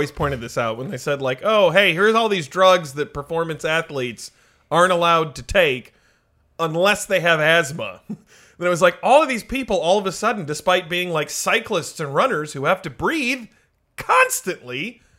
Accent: Michigan, United States; now in Los Angeles, United States; We're down here in Los Angeles. I mean, obviously, we're all from Michigan.

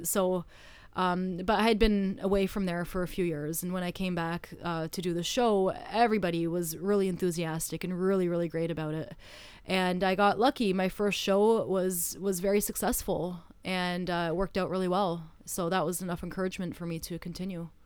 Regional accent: Canada; moved away; I am from Canada

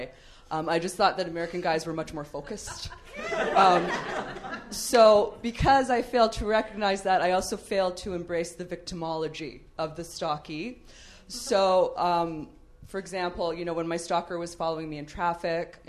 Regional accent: Canada; moved away as an adult; now in Los Angeles, United States; I'm Canadian.

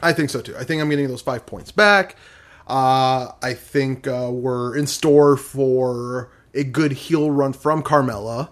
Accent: Michigan, United States; I'm from Michigan

